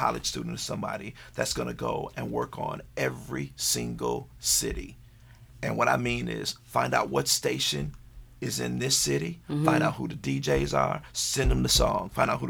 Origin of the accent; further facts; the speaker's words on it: Atlanta, Georgia, United States; I'm from Atlanta.